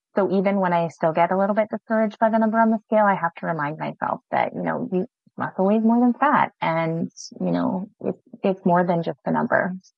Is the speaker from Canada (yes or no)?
yes; Alberta, Canada; moved away as an adult; also born or lived in Saskatchewan; now in Kerrobert, Canada; I'm actually originally from Alberta but my husband is in Saskatchewan here